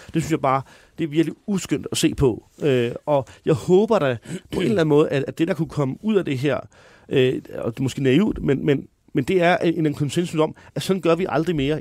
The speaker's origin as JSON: {"language": "Danish", "town": "Høje-Taastrup", "region": "Capital Region of Denmark", "country": "Denmark", "said": "jeg kommer fra Høje Taastrup"}